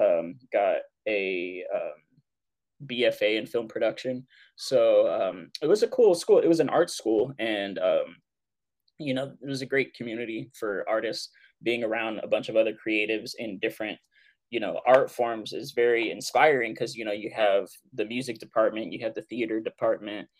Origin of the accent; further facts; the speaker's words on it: Southern California, United States; moved away as an adult; also born or lived in Santa Fe, New Mexico; I'm from Southern California originally.